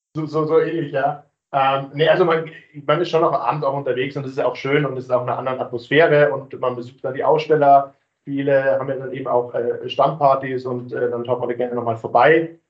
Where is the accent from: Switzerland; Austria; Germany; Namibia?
Germany; Munich, Bavaria; Ich bin tatsächlich gebürtiger Münchner